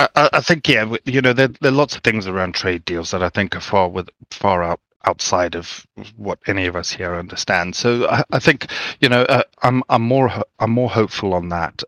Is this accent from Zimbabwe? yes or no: yes; Zimbabwe; I grew up in Zimbabwe